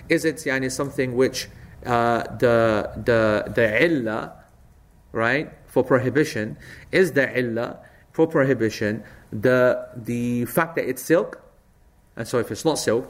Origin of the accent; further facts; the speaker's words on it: Ilford, London, United Kingdom; I was brought up on Ilford Bloody Lane